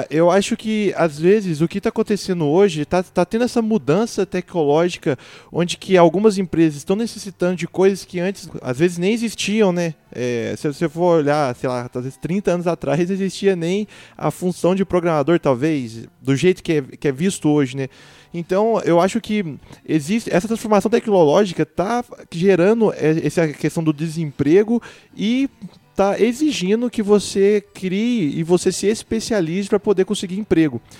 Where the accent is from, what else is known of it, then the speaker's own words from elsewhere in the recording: Divinópolis, Minas Gerais, Brazil; eu sou de Divinópolis e lá é uma cidade muito conhecida por vender roupa